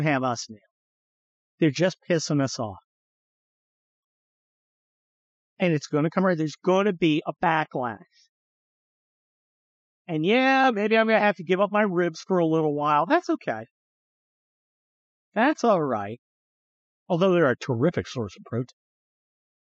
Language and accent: English; California, United States; growing up in the California